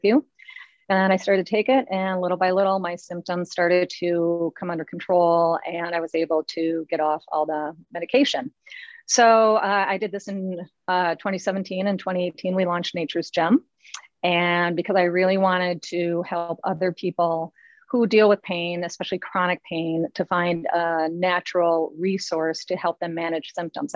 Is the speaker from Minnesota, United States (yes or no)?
yes; Minnesota, United States; now in Longboat Key, Florida, United States; I grew up in Minnesota